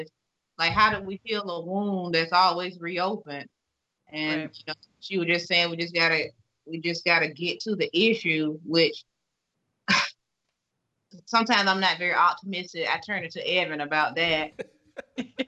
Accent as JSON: {"language": "English", "region": "the South", "country": "United States", "tie": "born or raised there", "moved": "as an adult", "lives_now": "New York, United States", "said": "I'm from the South. I grew up there"}